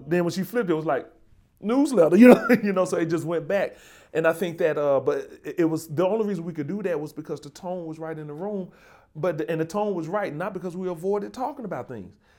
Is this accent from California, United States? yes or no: no; Birmingham, Alabama, United States; now in New Haven, United States; I'm from Birmingham, uh, Birmingham, Alabama